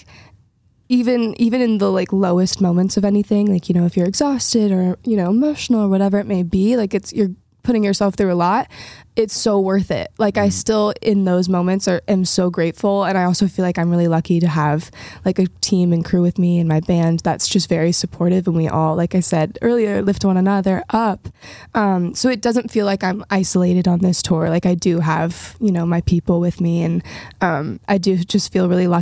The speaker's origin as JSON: {"language": "English", "town": "Nashville", "region": "Tennessee", "country": "United States", "tie": "born or raised there", "said": "growing up in Nashville"}